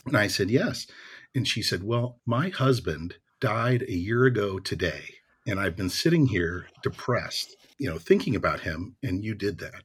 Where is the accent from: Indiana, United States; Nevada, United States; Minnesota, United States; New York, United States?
Indiana, United States; I grew up in Indiana